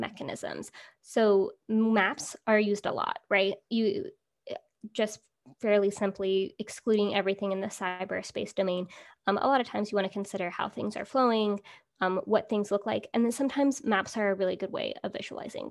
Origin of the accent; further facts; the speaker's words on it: California, United States; growing up in California